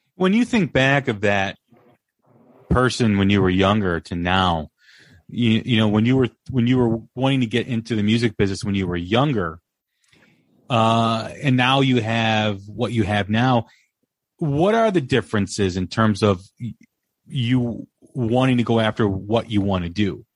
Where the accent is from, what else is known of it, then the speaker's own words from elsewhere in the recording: Des Plaines, Illinois, United States; I grew up in Des Plaines, just just off of O'Hare Airport